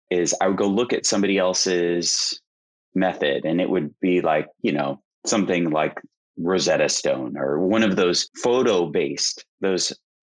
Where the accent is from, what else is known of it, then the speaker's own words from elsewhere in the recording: Missouri, United States; I had to pick a language in high school, and I'm from Missouri